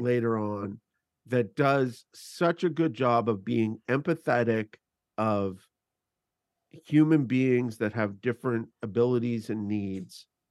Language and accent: English; Canada; I'm Canadian